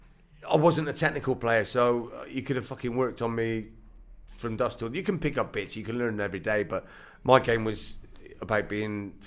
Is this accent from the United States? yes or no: no; Bristol, South West England, United Kingdom; finish my career at my hometown club